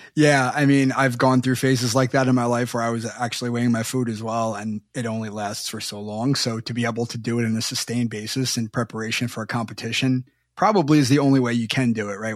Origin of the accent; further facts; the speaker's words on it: Long Island, New York, United States; I grew up on Long Island, right near Hofstra